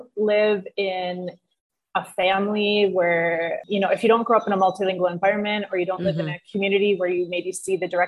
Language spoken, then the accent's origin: English; United States; first language English; moved away as an adult; now in France; I'm an American, so I went to middle school and high school in the U.S.